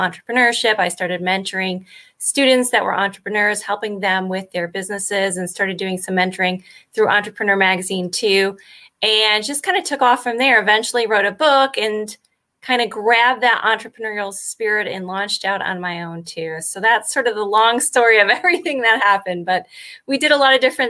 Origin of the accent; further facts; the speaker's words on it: Connecticut, United States; moved away as an adult; also born or lived in Miami; I grew up in Connecticut